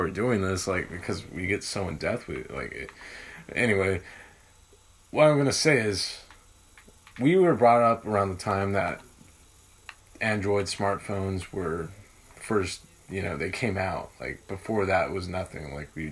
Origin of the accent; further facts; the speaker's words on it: United States; being an American, I love being American